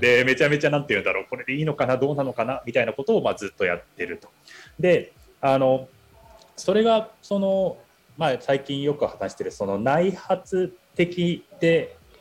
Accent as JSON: {"language": "Japanese", "region": "Tokyo", "country": "Japan", "tie": "born or raised there", "also_born_or_lived": "United Kingdom / China / Indonesia", "moved": "as an adult", "said": "僕は東京の下町で生まれてで、まあ、18歳までは結構東京にずっといた"}